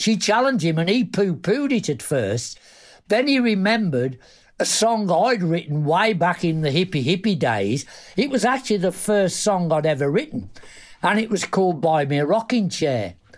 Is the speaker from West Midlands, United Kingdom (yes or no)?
yes; Black Country, West Midlands, United Kingdom; I was from the black country in the Midlands, Warsaw.